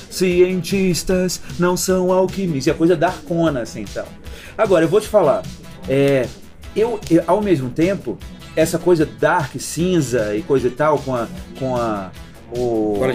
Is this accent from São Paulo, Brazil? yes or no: no; Brasília, Federal District, Brazil; é isso aí, eu sou de Brasília assim, caralho, eu sou de Brasília, isso é demais.